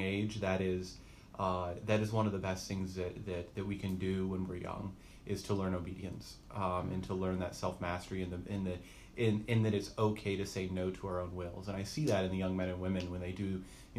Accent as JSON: {"language": "English", "town": "Asheville", "region": "North Carolina", "country": "United States", "tie": "born or raised there", "said": "I am a native of North Carolina. I was born and raised near Asheville, North Carolina."}